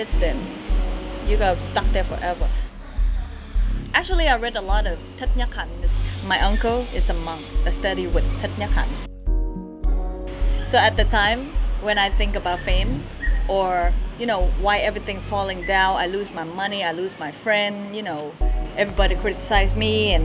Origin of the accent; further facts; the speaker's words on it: Vietnam; I'm from Vietnam.